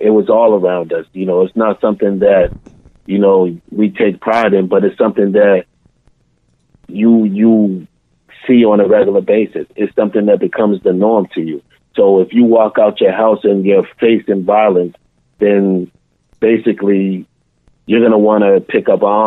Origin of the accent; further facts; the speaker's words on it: Boston, Massachusetts, United States; I was born and raised in Boston, Mass